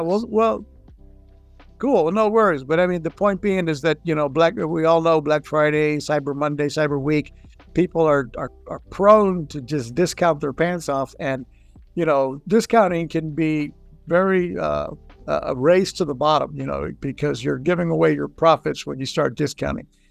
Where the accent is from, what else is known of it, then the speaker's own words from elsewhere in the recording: Puerto Rico; moved away; also born or lived in Texas / Florida; I grew up in Puerto Rico. I'm Mexican uh, back Mexican American, born in Texas. Grew up in Puerto Rico